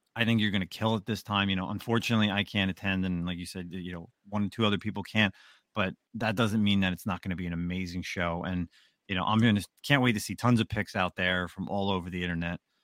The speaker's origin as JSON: {"language": "English", "town": "Roselle Park", "region": "New Jersey", "country": "United States", "tie": "born or raised there", "said": "my hometown, Roselle Park"}